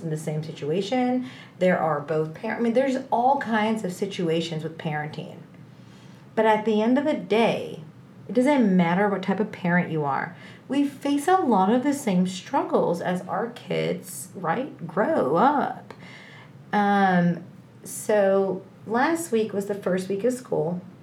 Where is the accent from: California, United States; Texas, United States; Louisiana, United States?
Texas, United States; I'm from Texas. I live in the North Dallas area